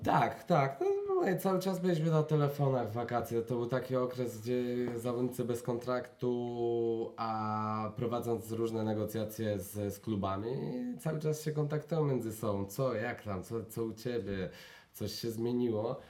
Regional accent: Jaworzno, Silesian Voivodeship, Poland; w Jaworznie u mnie na Śląsku o profilu koszykówki

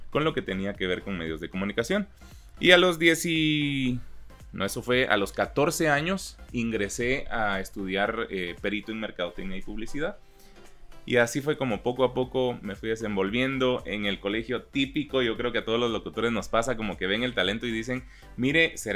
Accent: Chiquimula, Guatemala; born there; Em, pero yo nací en Chiquimula

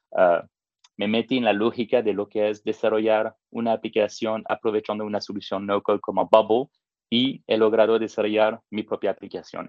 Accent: France; accent: French; Spanish is a second language; moved away as an adult; also born or lived in Africa / Middle East; now in Mexico; mi acento francés

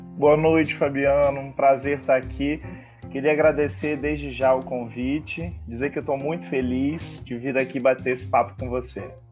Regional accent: Além Paraíba, Minas Gerais, Brazil; now in Rio de Janeiro, Brazil; eu sou mineiro com muito orgulho, moro no Rio há mais de 10 anos

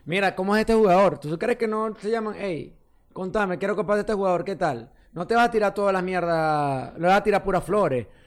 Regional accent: Venezuela; moved away; como migrante, nosotros en estos casos nos juntamos con venezolanos

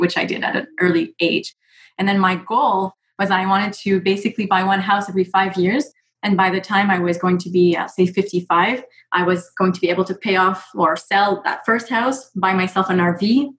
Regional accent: Canada; I am Canadian

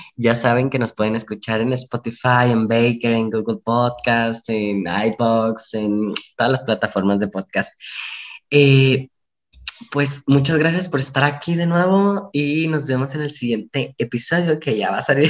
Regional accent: Mexico; como buen mexicanos que somos

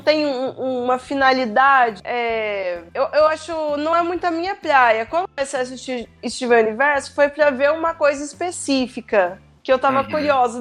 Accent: Belo Horizonte, Minas Gerais, Brazil; eu sou de BH

